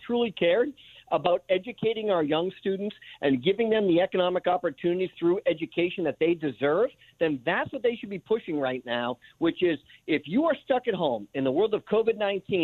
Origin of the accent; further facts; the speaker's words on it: New Hampshire, United States; I am in the beautiful state of New Hampshire, which is my home state